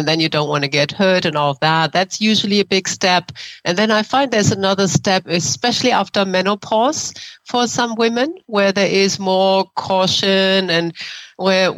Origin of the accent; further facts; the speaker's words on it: Germany; English is a second language; moved away as an adult; now in San Francisco, United States; I grew up in Germany